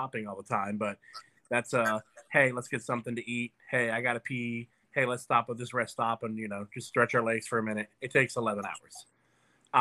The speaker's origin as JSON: {"language": "English", "region": "South Florida", "country": "United States", "tie": "born or raised there", "moved": "yes", "lives_now": "Virginia, United States", "said": "we were living in Florida. So we lived in South Florida."}